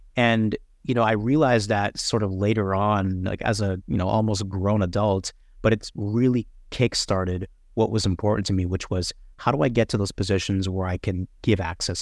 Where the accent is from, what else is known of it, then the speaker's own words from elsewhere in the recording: Toronto, Ontario, Canada; Toronto, bor-, born, raised, bred, everything. I, I grew up in North York around Jane and Wilson